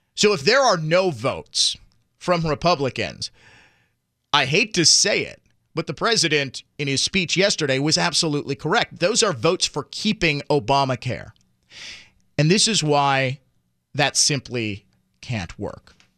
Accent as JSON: {"language": "English", "town": "Milwaukee", "region": "Wisconsin", "country": "United States", "tie": "born or raised there", "said": "my hometown"}